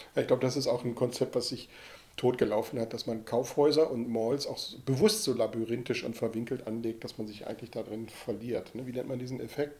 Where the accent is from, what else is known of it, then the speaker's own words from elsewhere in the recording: Ruhr area, North Rhine-Westphalia, Germany; Ich bin ja im Ruhrgebiet groß geworden